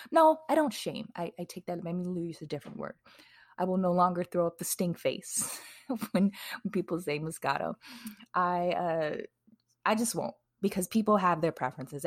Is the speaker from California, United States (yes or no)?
no; Wisconsin, United States; now in Texas, United States; I live in Texas now. I'm originally from Wisconsin